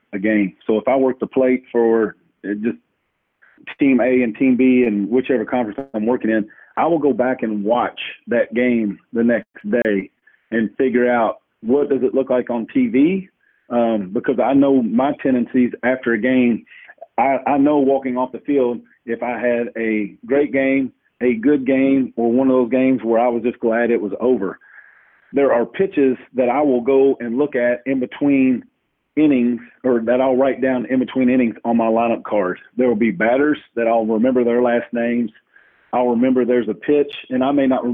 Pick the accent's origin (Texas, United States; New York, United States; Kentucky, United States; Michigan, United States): Kentucky, United States; Louisville; I'm from Louisville